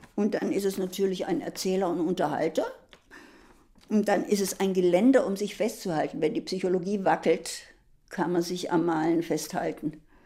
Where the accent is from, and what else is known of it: Germany; also born or lived in Worpswede; now in Berlin, Germany